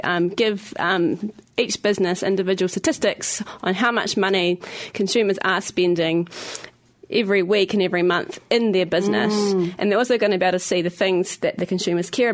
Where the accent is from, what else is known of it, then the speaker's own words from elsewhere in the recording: Christchurch, Canterbury, New Zealand; now in Wellington, New Zealand; I am from Christchurch